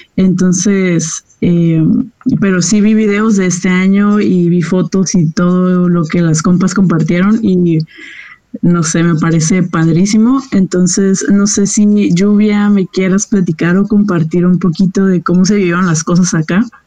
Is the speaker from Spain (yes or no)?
no; La Paz, Baja California Sur, Mexico; nosotros que somos de La Paz